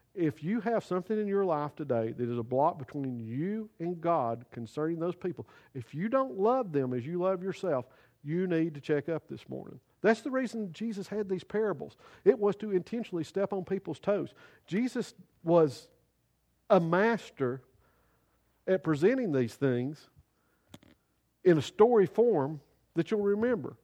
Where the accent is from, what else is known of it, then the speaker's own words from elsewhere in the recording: United States; We as American citizens